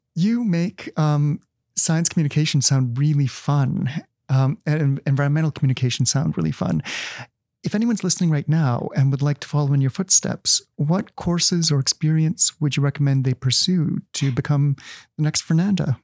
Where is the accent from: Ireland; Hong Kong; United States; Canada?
Canada; Winnipeg, Manitoba; I'm from Winnipeg